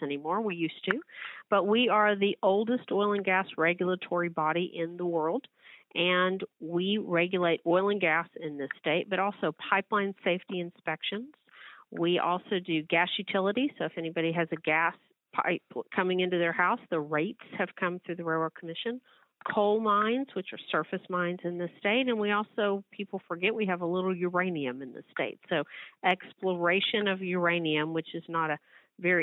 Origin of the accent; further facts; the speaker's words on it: Midland, Texas, United States; I grew up in Midland, Texas